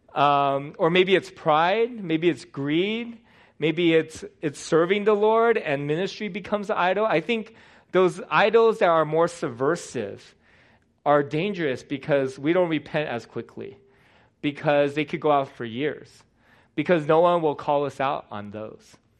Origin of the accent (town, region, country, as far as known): United States; born or raised there